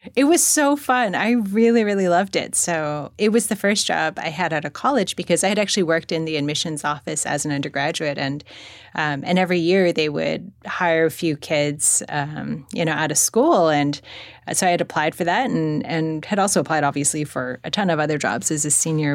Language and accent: English; Monterey Park, California, United States; also born or lived in Los Angeles; I grew up in Monterey Park